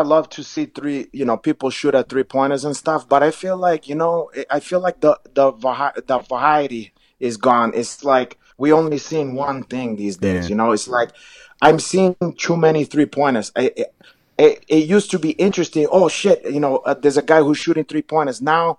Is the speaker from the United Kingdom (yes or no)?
no; Brazil; English is a second language; now in United States; For me, you know, I used to saw when I came from Brazil, we idolized Oscar Schmidt